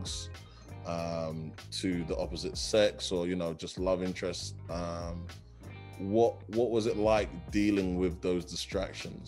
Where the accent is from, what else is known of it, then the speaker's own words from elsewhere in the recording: London, United Kingdom; me coming from South London, Brixton